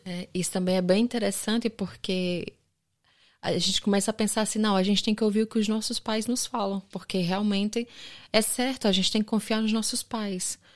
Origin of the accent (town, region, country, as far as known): Brazil; accent: Brazilian; moved away as an adult; now in Portugal